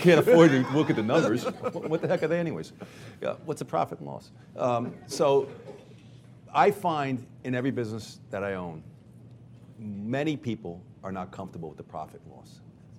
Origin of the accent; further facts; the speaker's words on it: New York, United States; I'm from New York